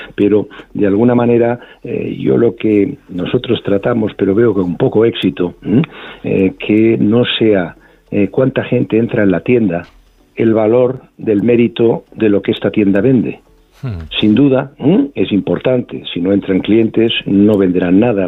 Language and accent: Spanish; Spain; somos los españoles